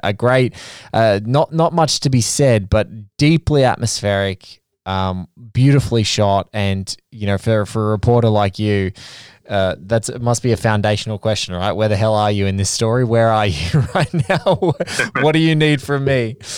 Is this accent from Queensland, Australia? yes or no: no; Sydney, New South Wales, Australia; Western Sydney. You know, around where I worked. You know, my first jobs out of high school